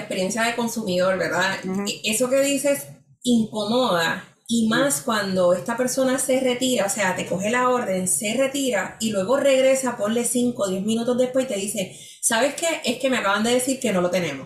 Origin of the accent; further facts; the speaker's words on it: San Juan, Puerto Rico; yo soy de San Juan